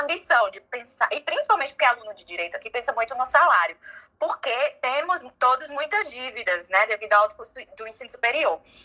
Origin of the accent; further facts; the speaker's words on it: João Pessoa, Paraíba, Brazil; moved away as an adult; now in United States; eu sou de João Pessoa